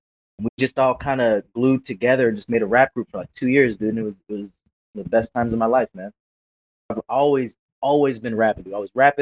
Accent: Antelope Valley, Los Angeles County, California, United States; I came from the Antelope Valley, the like ass crack of Los Angeles County.

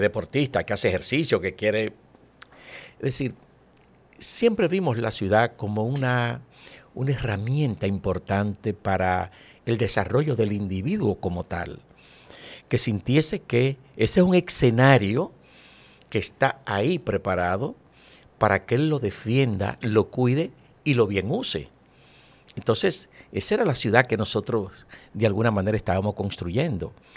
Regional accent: Santo Domingo, Distrito Nacional, Dominican Republic; also born or lived in Villa Consuelo, Santo Domingo; Yo nací en Villajuana y mi ascenso social se produce de Villajuana a Villaconsuelo, pero en Villa siempre

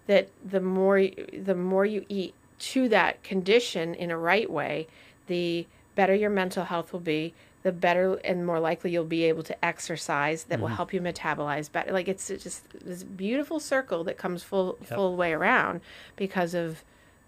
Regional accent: Vermont, United States; growing up, I used to go to this place called the White Cottage in Vermont. So I'm from Vermont

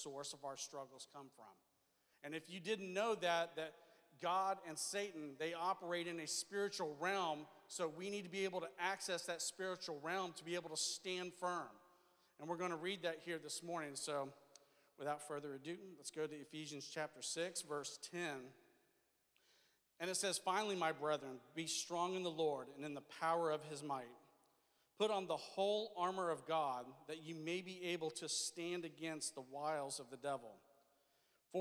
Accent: the South, United States; I'm from the South

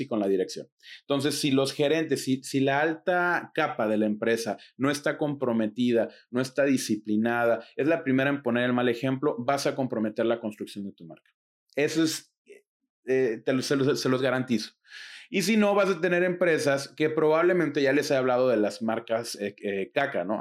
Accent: Mexico; en mi país, México

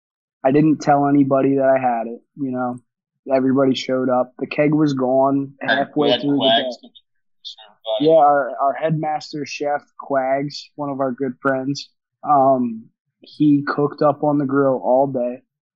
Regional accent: Somers Point, New Jersey, United States; I'm wearing the Summers Point Bayfest shirt. I wanted to, you know, kind of pay some respects to my hometown.

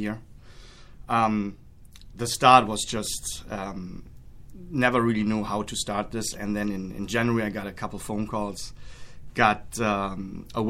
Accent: Germany; now in Milwaukee, United States; where I come from, Germany, also a little town with the club Bayer Leverkusen

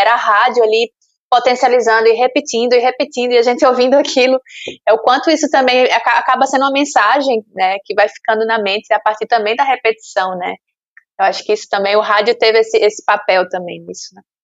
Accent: Sergipe, Brazil; eu lembro da minha infância em Sergipe

